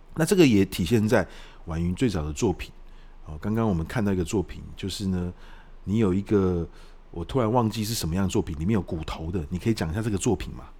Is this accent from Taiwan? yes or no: yes; Taiwan; 我们台湾人都会吃饭团嘛